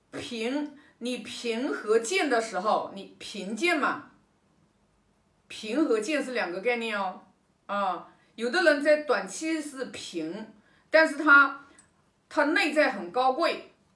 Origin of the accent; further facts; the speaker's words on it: China; 我们中国人都知道的